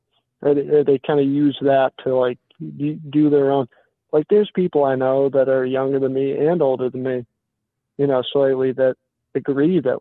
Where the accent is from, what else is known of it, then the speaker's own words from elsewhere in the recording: Massachusetts, United States; I'm from Massachusetts